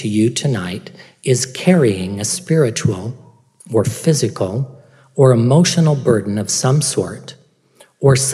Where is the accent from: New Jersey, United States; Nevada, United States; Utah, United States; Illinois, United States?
Utah, United States; Perry; I grew up in Perry, Utah